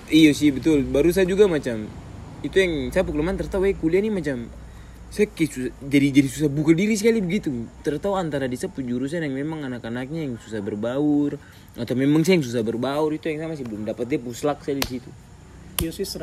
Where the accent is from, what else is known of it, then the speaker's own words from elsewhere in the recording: Jayapura, Papua, Indonesia; saya dari Jayapura